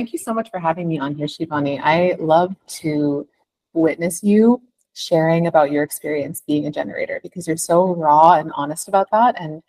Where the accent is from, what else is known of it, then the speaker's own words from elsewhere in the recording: Canada; now in Mumbai, India; I am originally from Canada, but currently living in Mumbai.